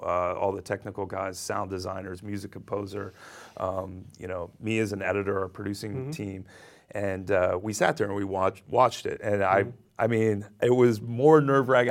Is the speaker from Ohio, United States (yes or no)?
yes; Ohio, United States; now in New York, United States; I was born in Ohio